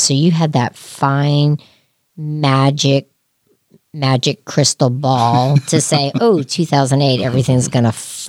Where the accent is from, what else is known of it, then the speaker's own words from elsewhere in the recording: New Jersey, United States; now in Lexington, United States; even though I'm from Jersey.